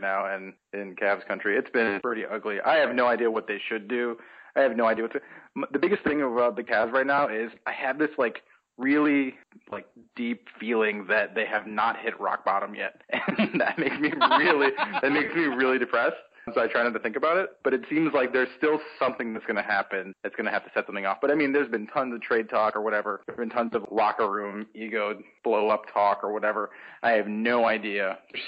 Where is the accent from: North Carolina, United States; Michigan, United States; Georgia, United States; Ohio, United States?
Ohio, United States; Cleveland; now in Washington, D.C., United States; I grew up in Cleveland